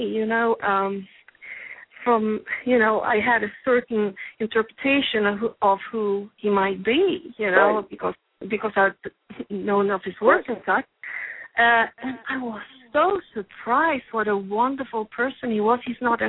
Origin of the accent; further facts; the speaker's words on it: Sweden; now in Los Angeles, United States; I'm obviously from Sweden